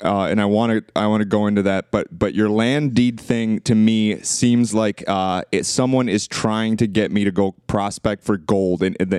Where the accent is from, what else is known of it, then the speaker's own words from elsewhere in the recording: Romania; moved away; When I was growing up in Romania.